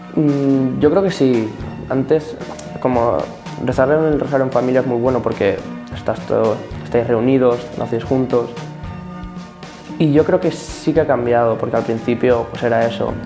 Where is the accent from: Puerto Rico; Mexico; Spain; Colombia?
Spain; Torrent, Valencian Community; tengo 14 años, soy de Torrent